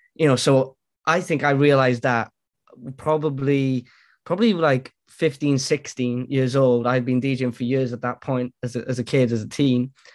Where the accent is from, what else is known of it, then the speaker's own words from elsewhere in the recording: Wales, United Kingdom; now in Cardiff, United Kingdom; I'm Welsh born and bred, man. Wales.